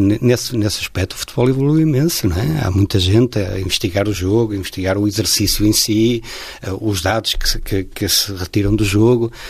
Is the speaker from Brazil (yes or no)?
no; Porto, Norte, Portugal; sou do Porto, sou natural do Porto, sempre vivi ali no centro do Porto